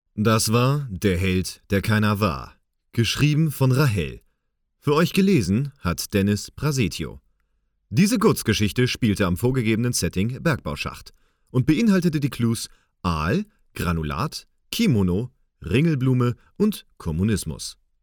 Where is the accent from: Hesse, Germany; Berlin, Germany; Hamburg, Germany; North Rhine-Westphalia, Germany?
Hamburg, Germany; now in Bühl, Germany; Ich bin gebürtiger Hamburger, lebe aber im wunderschönen Bühl im Badener Land